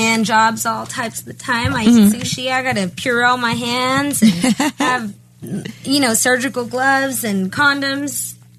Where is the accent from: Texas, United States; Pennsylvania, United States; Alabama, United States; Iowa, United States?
Texas, United States; No, I'm from Texas.